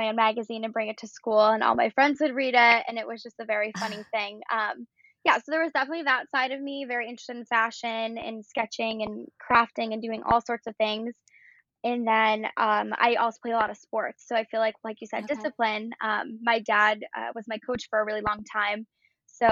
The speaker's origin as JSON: {"language": "English", "town": "Buffalo", "region": "New York", "country": "United States", "tie": "born or raised there", "said": "I grew up in Buffalo, New York"}